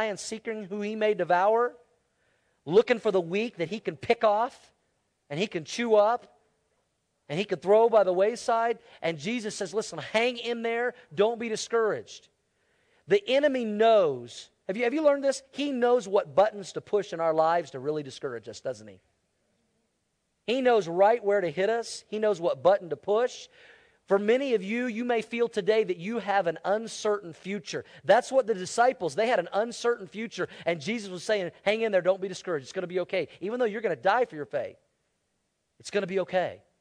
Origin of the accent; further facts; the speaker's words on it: United States; us as American Christians